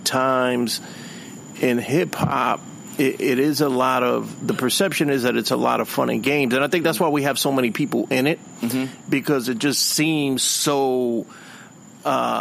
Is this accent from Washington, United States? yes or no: no; New York City, New York, United States; I'm from, you know, the inner city. I'm from the Bronx